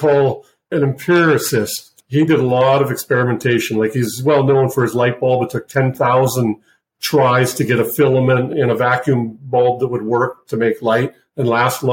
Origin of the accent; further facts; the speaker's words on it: Switzerland; moved away; I'm originally from Switzerland, so an okay handle on the German language